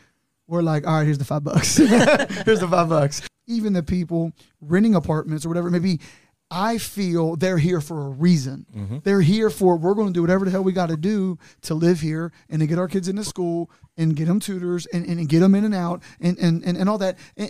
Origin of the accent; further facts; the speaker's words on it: Newport, Kentucky, United States; Whereas I came from Newport.